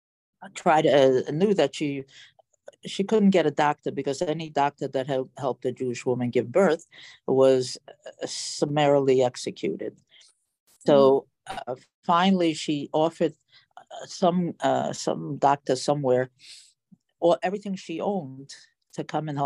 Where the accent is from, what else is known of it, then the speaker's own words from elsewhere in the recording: Romania; now in Milwaukee, United States; I was born in Romania during the war